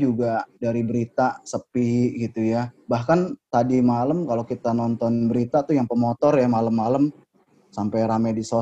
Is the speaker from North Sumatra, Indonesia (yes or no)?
no; Jakarta, Indonesia; Uh, kalau bicara mudik, sebenarnya jujur saya orang Betawi asli gitu ya.